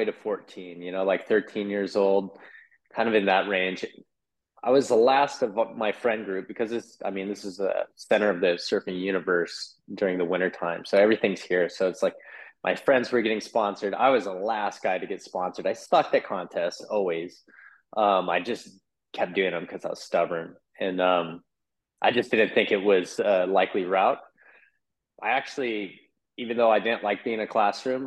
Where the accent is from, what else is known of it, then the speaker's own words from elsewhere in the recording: Oahu, Hawaii, United States; I'm born and raised here